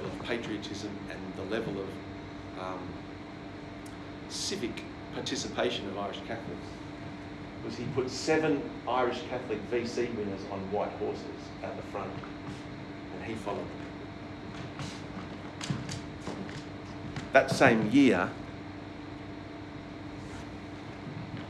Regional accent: Australia

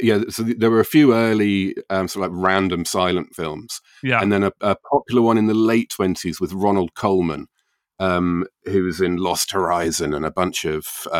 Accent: England, United Kingdom; Oh, God, of course, yes. Yeah, I'm English.

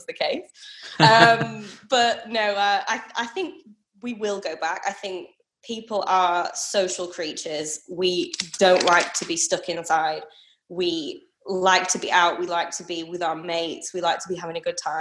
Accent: Leeds, Yorkshire and the Humber, United Kingdom; moved away as an adult; now in Brisbane, Australia; I'm from Leeds up north

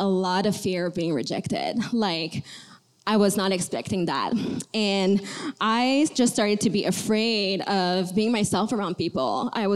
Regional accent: Montreal, Quebec, Canada; I was born and raised in Montreal, Canada.

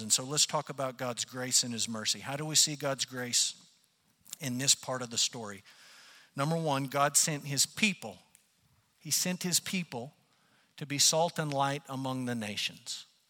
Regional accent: United States; as Americans and as American Christians

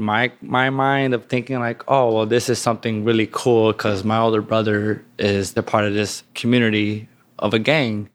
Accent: Chicago, Illinois, United States; there was always street gangs around my community, whether they were, like, tagging crews or street gangs growing up in Chicago.

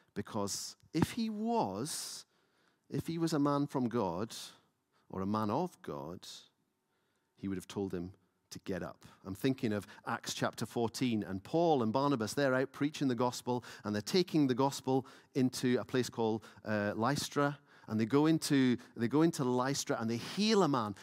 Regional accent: Lewis, Scotland, United Kingdom; now in Edinburgh, United Kingdom; I grew up in Lewis, so you were rigid in worship

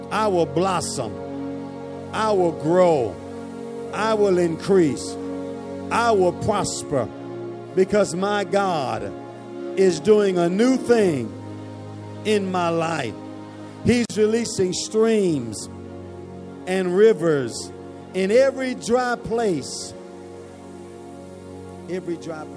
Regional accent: Chicago, Illinois, United States; I'm from Chicago, and Chicago is known for its cold weather

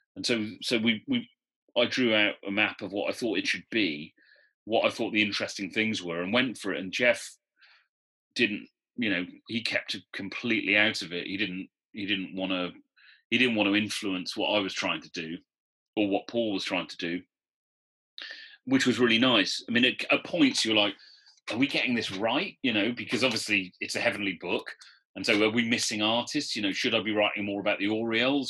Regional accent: Newport, Wales, United Kingdom; moved away as an adult; also born or lived in London; I'm from Newport

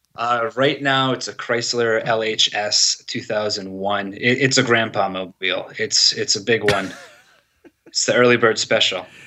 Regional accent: Manchester, New Hampshire, United States; moved away as an adult; also born or lived in Dover, New Hampshire; now in Medford, United States; I'm from Manchester originally

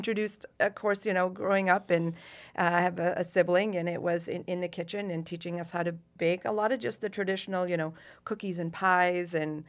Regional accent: Essex Junction, Vermont, United States; moved away as an adult; now in Massachusetts, United States; I grew up in Essex Junction, Vermont.

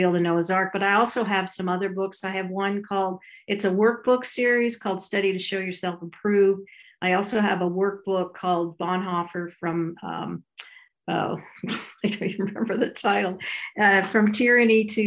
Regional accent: Ottawa, Ontario, Canada; I grew up in Ottawa, Canada, a conservative Jewish home.

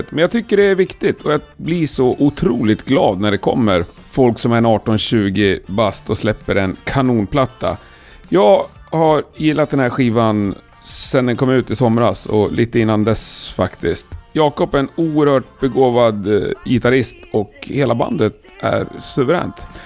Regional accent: Värmland, Sweden; Göshud? Ja, men jag är från Värmland.

